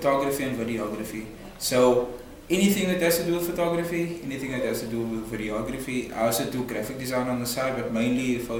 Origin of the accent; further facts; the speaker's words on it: Cape Town, Western Cape, South Africa; I'm from Retreat.